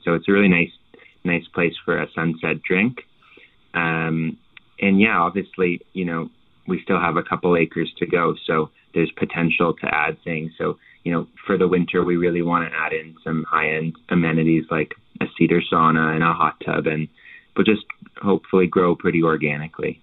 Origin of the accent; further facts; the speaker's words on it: Halifax, Nova Scotia, Canada; I'm from Nova Scotia, obviously, and and from Halifax